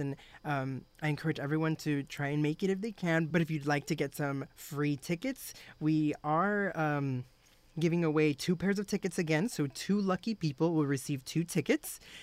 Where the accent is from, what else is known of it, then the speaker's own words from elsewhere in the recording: Texas, United States; I'm a Texan